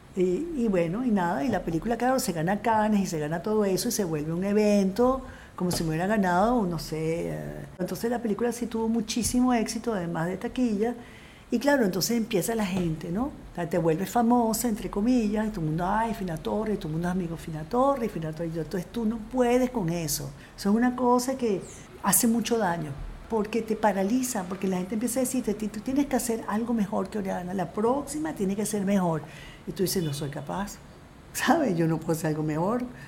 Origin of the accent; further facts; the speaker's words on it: Caracas, Capital District, Venezuela; moved away as an adult; also born or lived in France; yo seguía siendo profundamente venezolana. O sea, yo nací aquí, yo me crié aquí